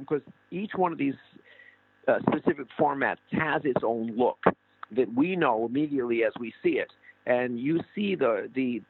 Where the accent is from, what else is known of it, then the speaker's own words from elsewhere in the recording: United States; me as an American in Cuba